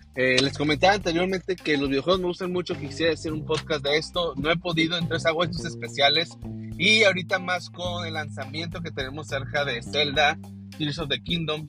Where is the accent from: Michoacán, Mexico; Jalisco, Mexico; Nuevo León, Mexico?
Nuevo León, Mexico; Monterrey; Yo me acuerdo mucho de niño que iba a una juguetería este, en una de las eh, plazas aquí en Monterrey.